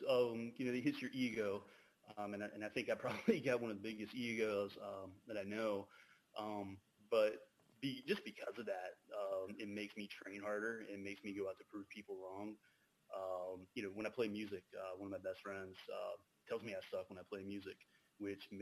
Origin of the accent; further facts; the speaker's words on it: the South, Alabama, United States; I grew up down here in the South, so we always went uh, to the Houston County Farm Center every Saturday